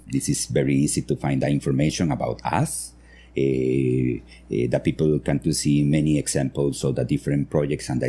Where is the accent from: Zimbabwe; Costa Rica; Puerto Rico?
Costa Rica; San Vito, Puntarenas; English is a second language; moved away as an adult; also born or lived in Nicoya, Costa Rica / San Jose, Costa Rica; now in Nosara, Costa Rica; I grew up in San Vito, next to the Panama border